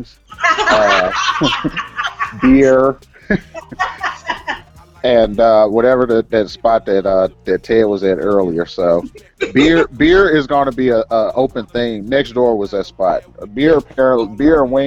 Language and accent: English; Memphis, Tennessee, United States; moved away as an adult; I had a lot of good memories growing up in Whitehaven.